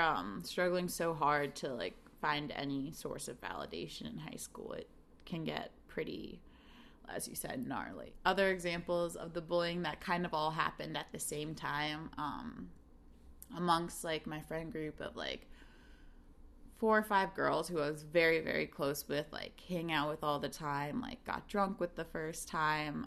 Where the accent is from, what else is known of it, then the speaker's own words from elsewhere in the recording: South Brunswick, New Jersey, United States; moved away as an adult; now in Chicago, United States; growing up in South Brunswick, New Jersey